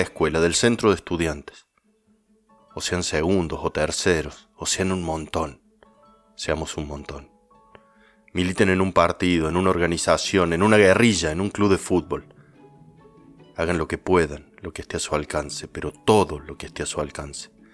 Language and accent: Spanish; Córdoba, Argentina; also born or lived in La Calera; soy un escritor cordobés y vivo en La Calera, una ciudad cerquita de la ciudad de Córdoba capital